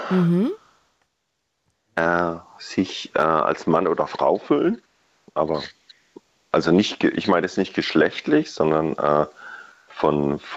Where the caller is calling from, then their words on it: Kraichtal, Baden-Württemberg, Germany